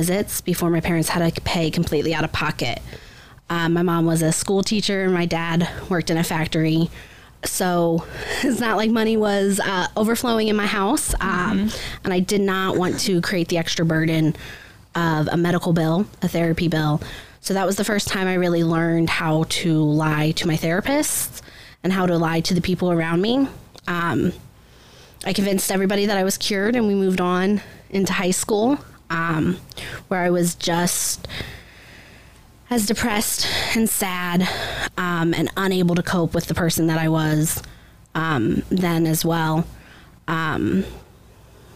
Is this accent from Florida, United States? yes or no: no; Upper Sandusky, Ohio, United States; I grew up in Upper Sandusky, Ohio, pretty small rural area